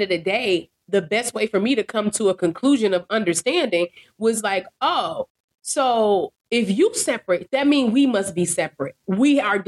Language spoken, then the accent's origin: English; Chicago, Illinois, United States; Girl from Chicago, we all Black